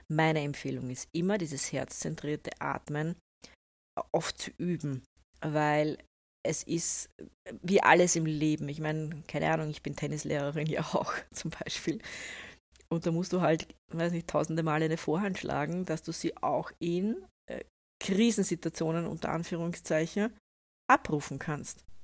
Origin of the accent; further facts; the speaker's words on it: Austria; also ich bin ja eine Österreicherin, wir können das ja auch relativ gut, wir sagen dann Sudan.